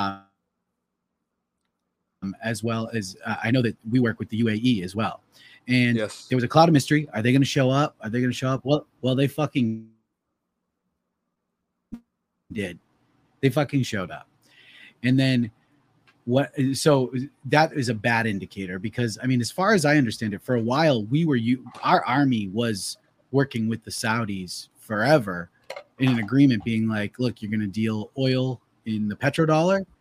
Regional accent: United States; as an American

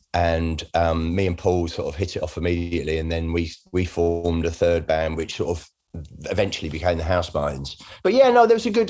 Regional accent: Redhill, South East England, United Kingdom; also born or lived in Bromley; I was born in Bromley, but I, did, I grew up in Red Hill in Surrey

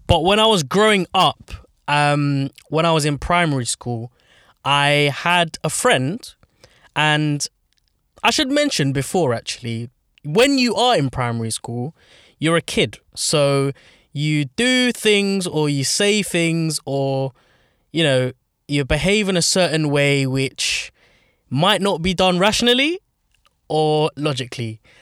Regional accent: London, United Kingdom; I grew up in North London. I grew up very, very close to Highbury, um, a little place in London called Archway

